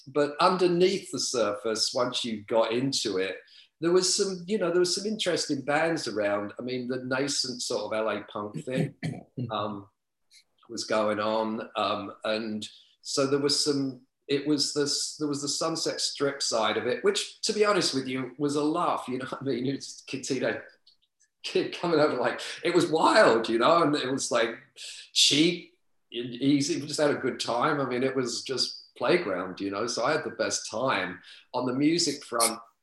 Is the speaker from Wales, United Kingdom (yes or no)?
no; London, United Kingdom; moved away as an adult; now in Los Angeles, United States; I grew up like right on the outskirts of the East End.